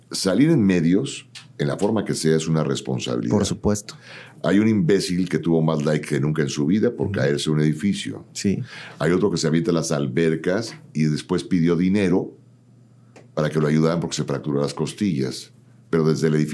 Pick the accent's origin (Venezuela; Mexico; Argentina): Mexico; Ciudad Satélite, State of Mexico; Yo, de Ciudad Satélite para el Mundo.